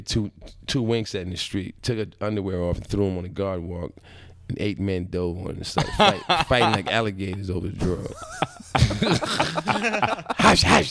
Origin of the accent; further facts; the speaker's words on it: Brooklyn, Roosevelt, Long Island, New York, United States; I grew up in Brooklyn partially and in Roosevelt, Long Island